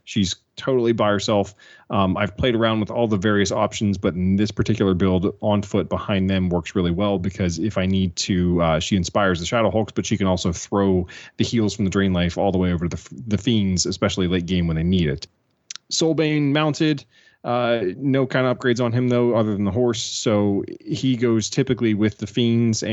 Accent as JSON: {"language": "English", "country": "United States", "said": "I'm American"}